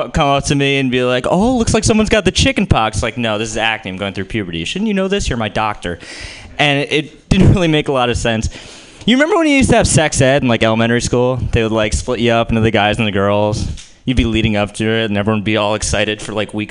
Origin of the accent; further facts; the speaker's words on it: New Jersey, United States; I'm Jewish and I'm from New Jersey